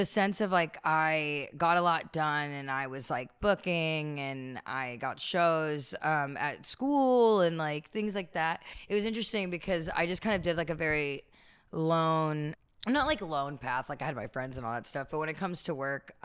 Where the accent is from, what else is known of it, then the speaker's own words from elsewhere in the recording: Bay Area, California, United States; moved away as an adult; also born or lived in New York; now in Los Angeles, United States; I'm a Bay Area native